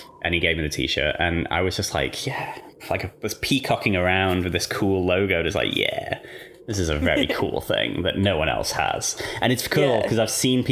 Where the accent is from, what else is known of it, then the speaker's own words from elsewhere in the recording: England, United Kingdom; moved away as an adult; now in Australia; I grew up in England and moved here like 5 or 6 years ago.